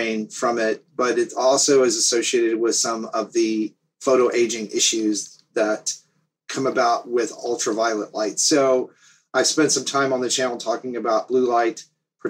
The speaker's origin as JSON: {"language": "English", "region": "the South", "country": "United States", "tie": "born or raised there", "also_born_or_lived": "up north", "lives_now": "Florida, United States", "said": "I grew up in the South"}